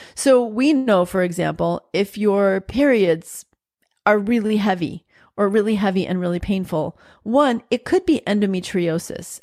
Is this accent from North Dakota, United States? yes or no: no; New York, United States; growing up in New York, I still say you guys